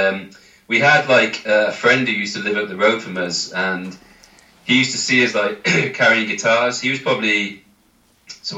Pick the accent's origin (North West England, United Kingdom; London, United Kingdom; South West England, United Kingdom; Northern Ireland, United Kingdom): North West England, United Kingdom; Manchester; where I was born in Manchester.